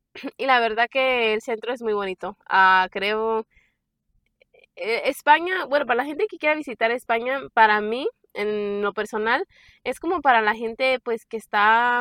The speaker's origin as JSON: {"language": "Spanish", "town": "San Miguel de Allende", "region": "Guanajuato", "country": "Mexico", "moved": "yes", "lives_now": "Raleigh, United States", "said": "nosotros somos de San Miguel Allende"}